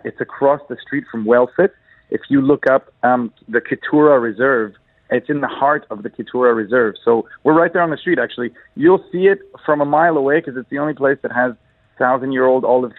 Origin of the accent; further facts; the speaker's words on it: Egypt; now in Dubai, United Arab Emirates